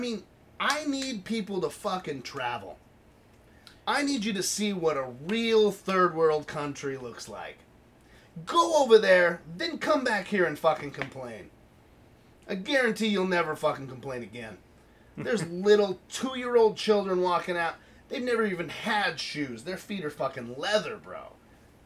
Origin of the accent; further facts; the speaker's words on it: United States; as an American